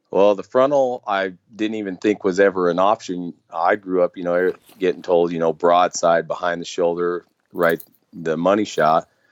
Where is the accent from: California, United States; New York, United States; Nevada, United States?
Nevada, United States; moved away; growing up there